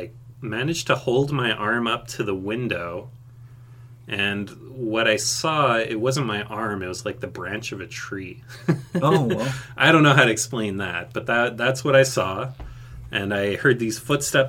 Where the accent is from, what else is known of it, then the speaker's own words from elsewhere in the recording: Montreal, Quebec, Canada; moved away as an adult; also born or lived in Athens, Greece; now in southern Ontario, Canada; I moved back to Canada with my mom when I was 2. And I lived around Montreal, Quebec. And now I've been living in southern Ontario for about 6 years.